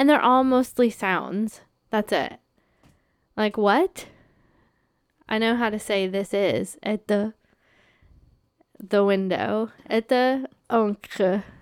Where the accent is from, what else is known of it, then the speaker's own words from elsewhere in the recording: United States; now in Canada; someone who's an American